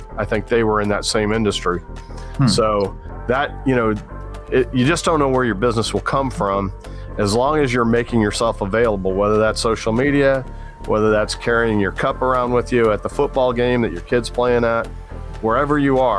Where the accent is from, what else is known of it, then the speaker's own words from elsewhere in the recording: Atlanta, Georgia, United States; I'm from Atlanta.